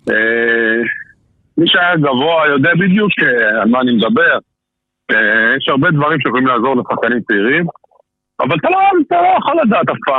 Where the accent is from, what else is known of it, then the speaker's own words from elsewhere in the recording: Jezreel Valley, Northern District, Israel; moved away as an adult; also born or lived in Nazareth / Haifa / Tel Aviv; גם הגענו ביחד למכבי חיפה בגיל 18, כל אחד במקום אחר, הוא הגיע מחדרה, אני הגעתי מעמק יזרעאל.